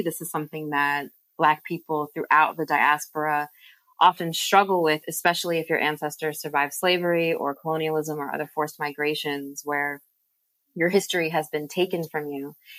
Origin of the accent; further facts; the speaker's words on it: United States; moved away as an adult; also born or lived in England; now in Bristol, United Kingdom; I was born, you know, born and raised in the United States